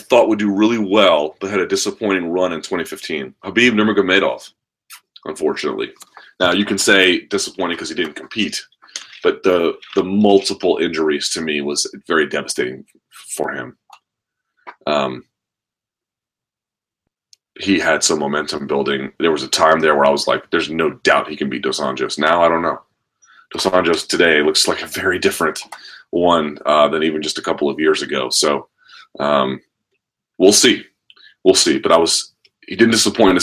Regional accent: United States; as an American

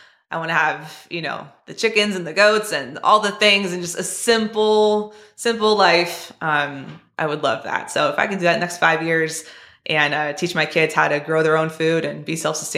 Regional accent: California, United States; I mean, hey, Tony, I'm from California too, right?

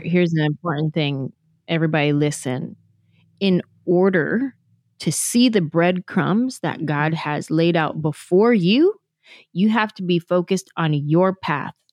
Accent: San Jose, California, United States; moved away as an adult; I grew up in San Jose, there's a huge Vietnamese population in San Jose

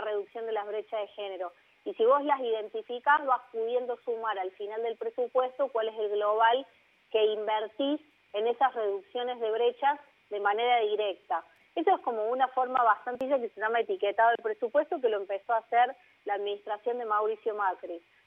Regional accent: Argentina

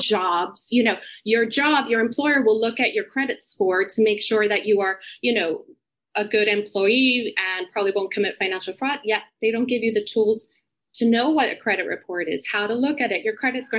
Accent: Puerto Rico; moved away as an adult; also born or lived in United States; now in London, United Kingdom; I grew up in Puerto Rico. I'm actually here right now visiting my family

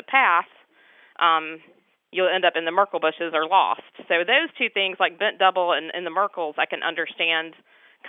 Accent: Carteret County, North Carolina, United States; I grew up in Carteret County, North Carolina

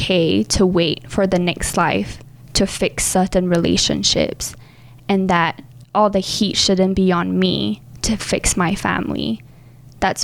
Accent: Singapore; moved away as an adult; I was born and raised in Singapore

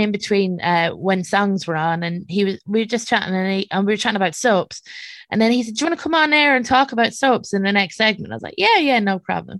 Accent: Ballymore, Westmeath, Ireland; born or raised there; also born or lived in London

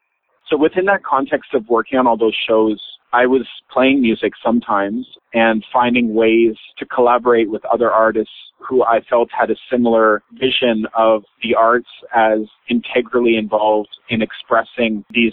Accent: British Columbia, Canada; moved away; also born or lived in Montreal, Quebec; where I grew up in British Columbia.

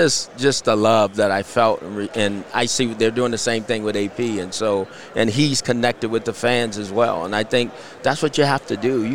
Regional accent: California, United States; because we're from Southern California. It's what we knew.

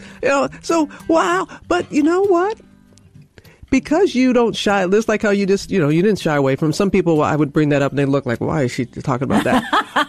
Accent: United States; Katrina blowing away my hometown

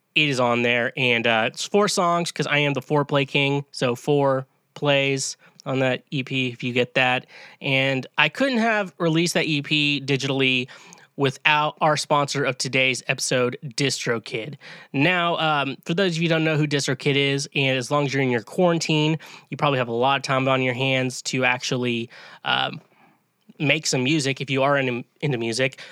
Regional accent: Kansas, United States; I'm from Kansas

